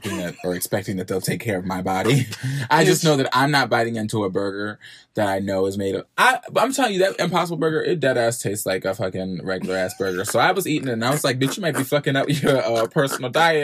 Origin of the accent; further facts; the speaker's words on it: United States; I'm from the Eastern Shore